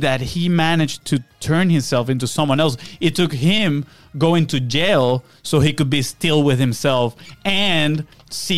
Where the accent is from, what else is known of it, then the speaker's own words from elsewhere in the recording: Venezuela; moved away; where we come from Venezuela